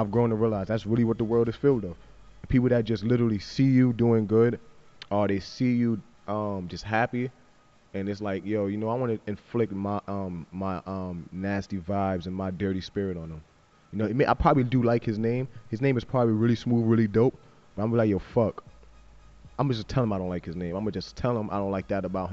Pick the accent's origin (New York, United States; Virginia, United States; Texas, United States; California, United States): New York, United States; I'm from New York